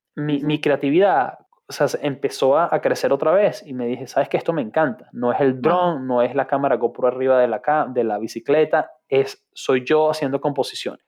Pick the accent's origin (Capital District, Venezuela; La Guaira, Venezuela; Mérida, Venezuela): Capital District, Venezuela; Caracas; moved away as an adult; also born or lived in United Arab Emirates / Ireland; now in London, United Kingdom; la ciudad de Caracas soy bien, bien caraqueño